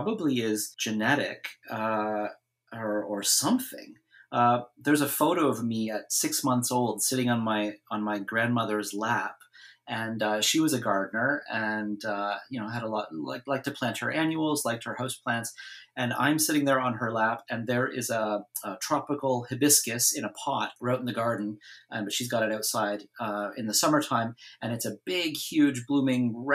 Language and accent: English; Ontario, Canada; now in Vancouver, Canada; I did grow up in Ontario